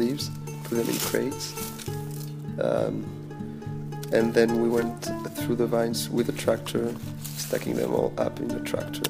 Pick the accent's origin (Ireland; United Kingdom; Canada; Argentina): Argentina; Buenos Aires; I come from Buenos Aires, Argentina.